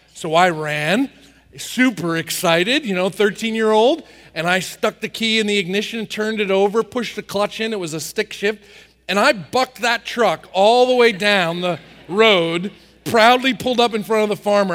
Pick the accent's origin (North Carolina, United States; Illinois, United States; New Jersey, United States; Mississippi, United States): New Jersey, United States; I grew up in New Jersey working on the farm